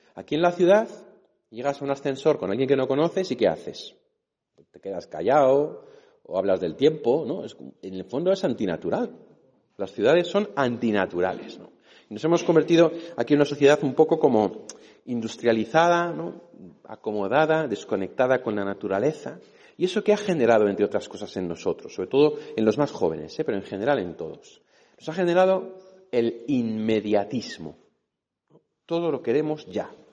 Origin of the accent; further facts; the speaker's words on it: Madrid, Community of Madrid, Spain; also born or lived in Catalonia; Yo me he criado aquí en Madrid, aunque soy catalán